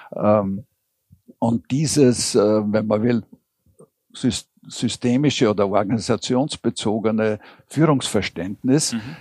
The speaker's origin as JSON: {"language": "German", "region": "Vienna", "country": "Austria", "said": "sagt man bei uns in Wien"}